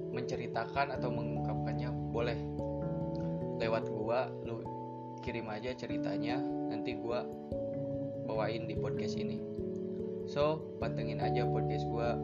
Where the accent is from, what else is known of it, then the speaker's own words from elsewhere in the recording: West Java, Indonesia; berasal dari Jawa Barat